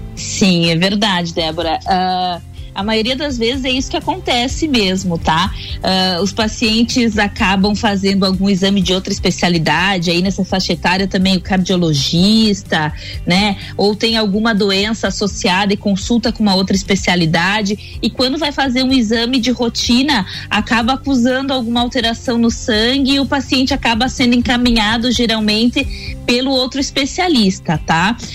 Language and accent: Portuguese; Itajaí, Santa Catarina, Brazil; moved away as an adult; now in Lages, Brazil; eu sou de Itajaí, na realidade, nascida e criada